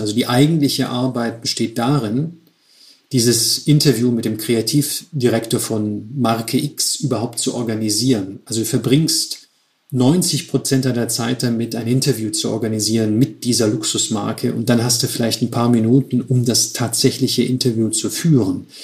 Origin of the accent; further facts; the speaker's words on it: Stuttgart, Baden-Württemberg, Germany; moved away as an adult; also born or lived in Switzerland / Milan; Ich komme aus Stuttgart.